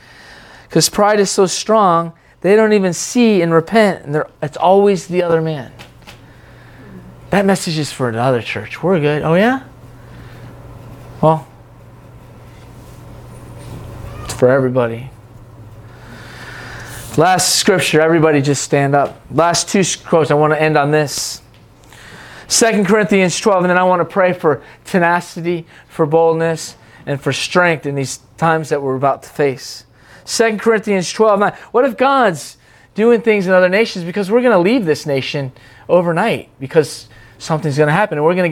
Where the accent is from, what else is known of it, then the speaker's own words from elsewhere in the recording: Seattle, Washington, United States; Oh, but I was growing up in Seattle, but it wasn't that time.